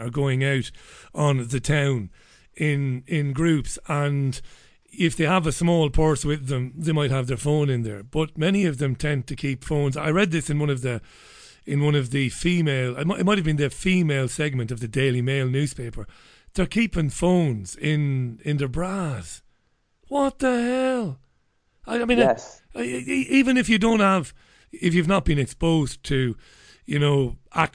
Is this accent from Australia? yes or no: no; Ireland; accent: Irish; moved away as an adult; also born or lived in Greater Manchester, England; now in Salford, United Kingdom; I come from Ireland